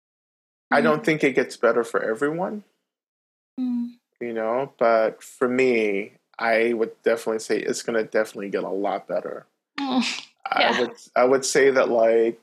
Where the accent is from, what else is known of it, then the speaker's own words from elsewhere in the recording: North Georgia, United States; I grew up in Georgia, North Georgia, on Cherokee land